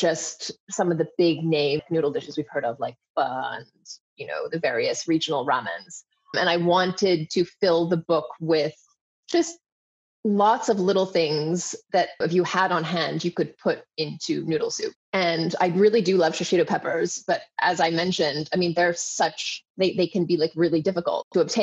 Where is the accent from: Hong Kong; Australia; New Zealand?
Hong Kong; I grew up in Hong Kong